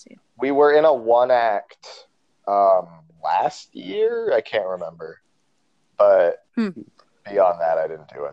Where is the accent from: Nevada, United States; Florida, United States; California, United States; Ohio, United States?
Nevada, United States; Reno; I'm from Reno, same as Dylan.